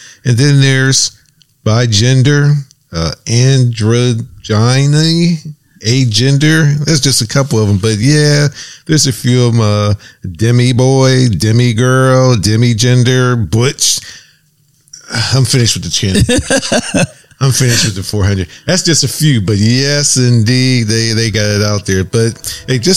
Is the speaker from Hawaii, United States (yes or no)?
no; Pittsburgh, Pennsylvania, United States; moved away as an adult; also born or lived in New York / Pensacola, Florida; we're from Pittsburgh. You know, we grew up. We got married in New York, lived in Pittsburgh for about a year, but then we lived in Pensacola